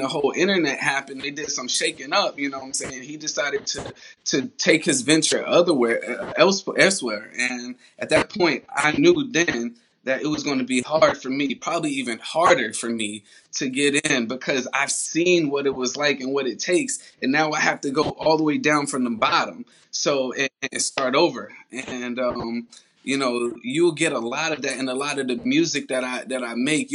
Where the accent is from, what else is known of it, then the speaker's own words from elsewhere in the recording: New York, United States; also born or lived in Columbia, South Carolina; now in Charlotte, United States; I was born in Columbia, South Carolina, raised in New York, now I'm living in Charlotte, North Carolina